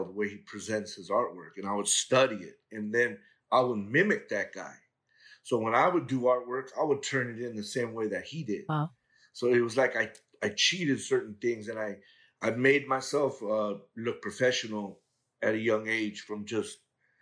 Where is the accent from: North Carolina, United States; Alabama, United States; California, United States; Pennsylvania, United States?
California, United States; Los Angeles; I grew up in the harbor area of L.A. I went to school in Torrance and graduated from San Pedro High School